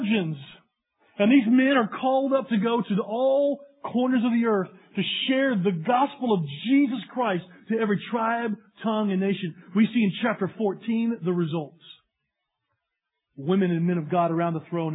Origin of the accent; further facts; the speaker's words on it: East Tennessee, United States; moved away; I'm from East Tennessee